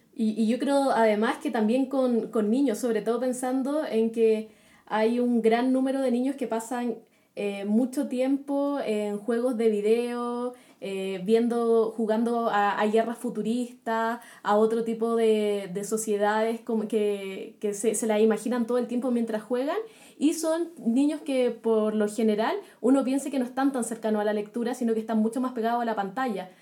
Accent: Chile; acá en Chile

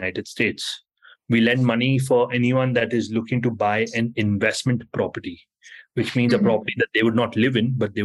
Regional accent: Mumbai, Maharashtra, India; moved away as an adult; now in New York, United States; I was born and raised in Mumbai from India. And I moved to New York about 14 years ago.

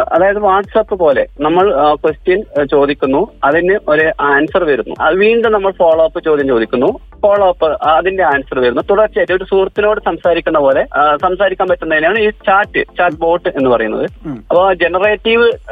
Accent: Kasaragod, Kerala, India; ഞാൻ കാസർഗോഡ് സ്വദേശിയാണ്

